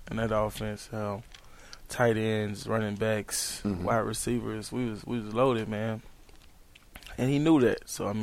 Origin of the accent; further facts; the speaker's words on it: Dallas, Texas, United States; moved away as an adult; now in San Francisco, United States; I'm from Texas, from Dallas.